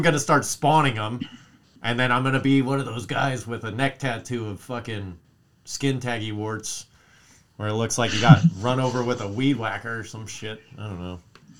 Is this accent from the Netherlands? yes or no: no; Wisconsin, United States; Why you got to rob in my home state?